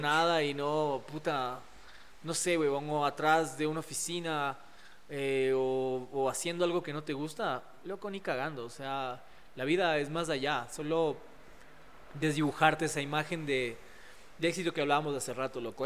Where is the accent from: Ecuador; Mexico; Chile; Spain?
Ecuador; mi barrio fue increíble, crecí en la Carolina, con un montón de pelados